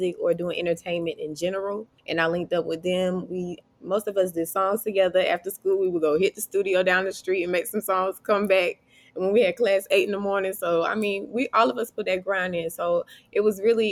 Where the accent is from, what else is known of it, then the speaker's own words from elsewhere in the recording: Dunn, North Carolina, United States; moved away as an adult; now in Baltimore, United States; I am from Dunn, North Carolina. It's 30 minutes between Raleigh and Fayetteville.